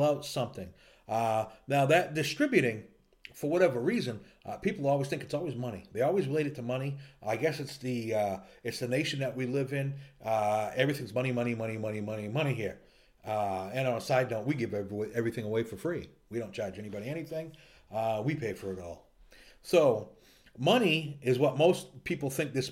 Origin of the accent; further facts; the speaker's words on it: United States; we're from America